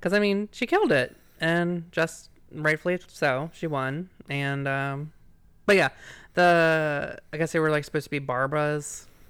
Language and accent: English; Virginia, United States; I'm from Virginia